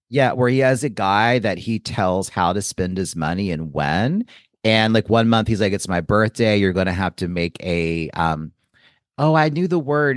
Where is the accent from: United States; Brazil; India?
United States; Joliet, Illinois; the year I was born in Joliet, Illinois.